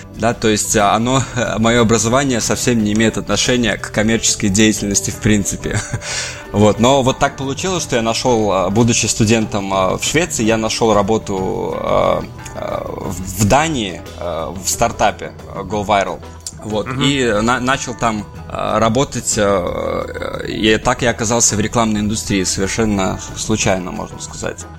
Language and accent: Russian; Belarus; moved away as an adult; also born or lived in Saint Petersburg, Russia / Sweden; now in London, United Kingdom; я вырос сам э, в Беларуси